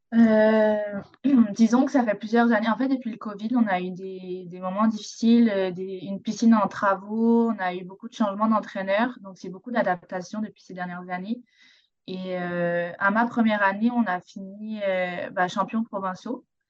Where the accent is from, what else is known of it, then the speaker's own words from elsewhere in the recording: Provence-Alpes-Côte d'Azur, France; moved away as an adult; now in Montreal, Canada; je suis française, donc je viens de la Côte d'Azur, le sud de la France.